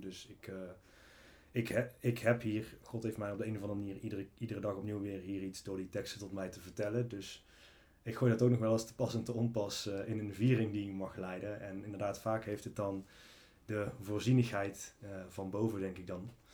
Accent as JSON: {"language": "Dutch", "town": "Valkenswaard", "region": "North Brabant", "country": "Netherlands", "said": "de gemeente waar ik vandaan kom, Evangelische gemeente in Valkenswaard"}